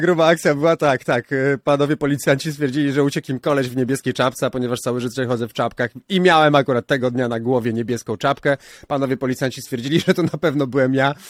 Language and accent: Polish; Warsaw, Masovian Voivodeship, Poland; wychowałem się na chomiczówce